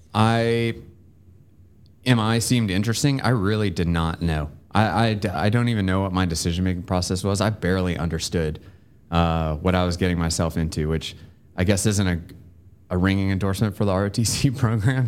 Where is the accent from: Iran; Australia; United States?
United States; Bedford County, Virginia; now in Georgia, United States; I'm from Bedford County, Virginia, which is kind of halfway between Lynchburg